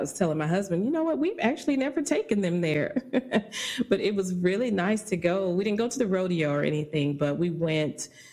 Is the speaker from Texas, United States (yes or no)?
yes; Dallas, Texas, United States; I grew up in Dallas, Oak Cliff, and I've been here all my life